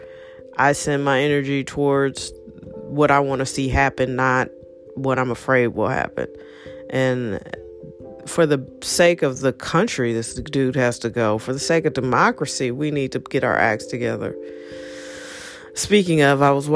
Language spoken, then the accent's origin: English; United States; me being an American